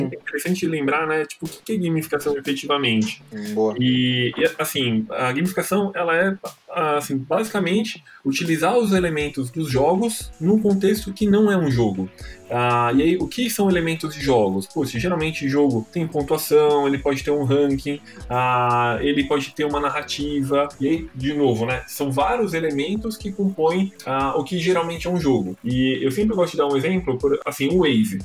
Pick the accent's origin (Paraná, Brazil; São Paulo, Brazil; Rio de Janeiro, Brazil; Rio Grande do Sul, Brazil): São Paulo, Brazil; Santo André; eu morei minha vida inteira em Santo André